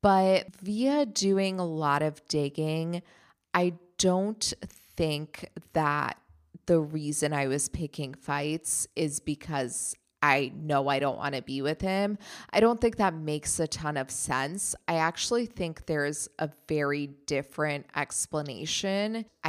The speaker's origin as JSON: {"language": "English", "country": "Germany", "tie": "born or raised there", "said": "You know, even though he grew up in Germany, I grew up in Germany, and we have that in common. At the same time, I am very much American."}